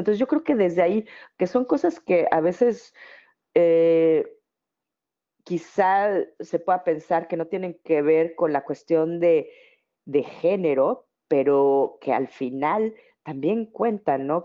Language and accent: Spanish; Mexico; now in Netherlands